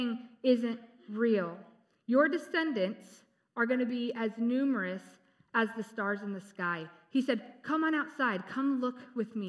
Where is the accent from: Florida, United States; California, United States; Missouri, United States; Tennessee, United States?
California, United States; San Diego; I grew up in San Diego